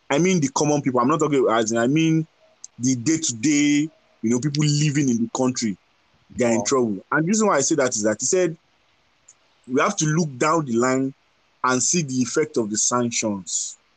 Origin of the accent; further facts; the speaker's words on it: Ukraine; English is a second language; They just know that I was born in Ukraine. I go to school in Ukraine. I live and eat, and you know